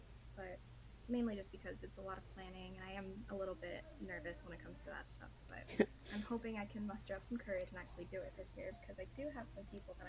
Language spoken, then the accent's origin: English; Las Vegas, Nevada, United States; also born or lived in Arizona / Idaho; I was born in Arizona, lived in Las Vegas most of my life, moved to Idaho for a year, and now I'm here.